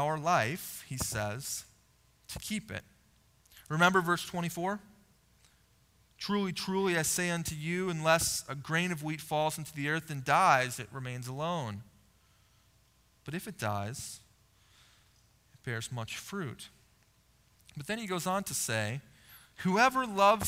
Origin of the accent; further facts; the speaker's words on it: United States; as an American living in the late 1900s and early 2000s